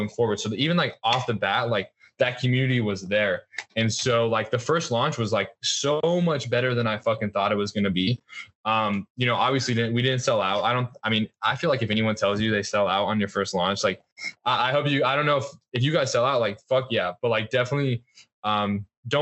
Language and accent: English; Colorado, United States; where I grew up in Colorado